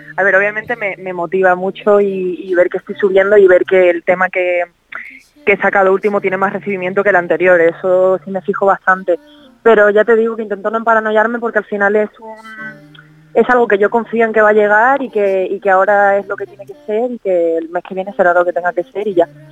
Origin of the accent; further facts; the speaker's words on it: Cádiz, Andalusia, Spain; yo soy de Cádiz